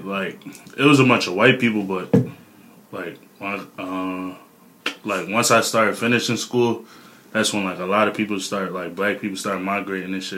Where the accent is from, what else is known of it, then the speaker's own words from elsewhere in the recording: Philadelphia, Pennsylvania, United States; moved away; also born or lived in New Jersey; I'm from Philly, but I moved over to Jersey.